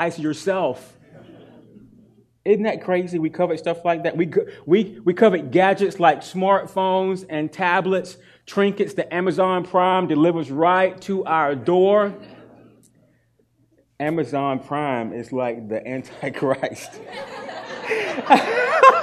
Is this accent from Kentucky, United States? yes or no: no; North Carolina, United States; I'm from North Carolina.